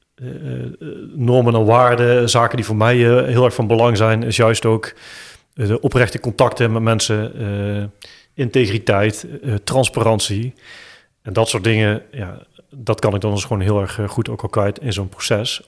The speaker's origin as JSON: {"language": "Dutch", "town": "Eindhoven", "region": "North Brabant", "country": "Netherlands", "accent": "Eindhoven", "said": "als lokale Eindhovenaar, ja. jullie horen het aan mijn accent"}